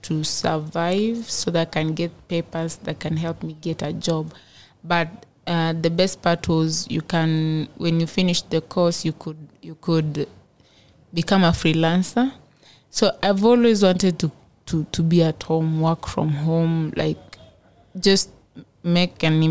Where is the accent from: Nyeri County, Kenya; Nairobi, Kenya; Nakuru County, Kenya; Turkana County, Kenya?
Turkana County, Kenya; I'm from Turkana